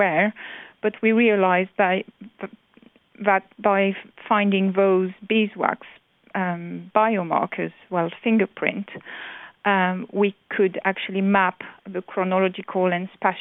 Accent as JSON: {"language": "English", "country": "France", "tie": "born or raised there", "moved": "yes", "said": "from France, from my hometown"}